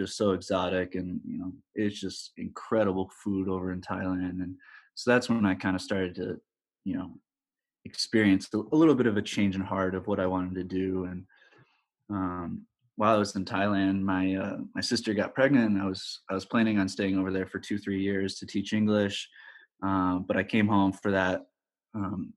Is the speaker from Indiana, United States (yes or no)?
yes; South Bend, Indiana, United States; also born or lived in Lansing, Michigan; we grew up in South Bend, Indiana, for most of my life.